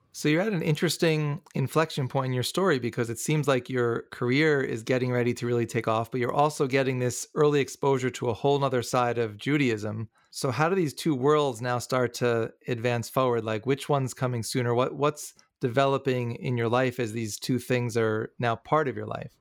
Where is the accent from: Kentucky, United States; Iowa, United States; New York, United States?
New York, United States; growing up in New York